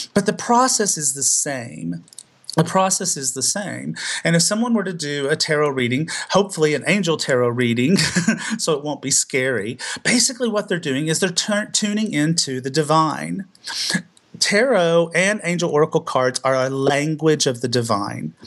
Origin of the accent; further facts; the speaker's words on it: the South, United States; I was still growing up in the South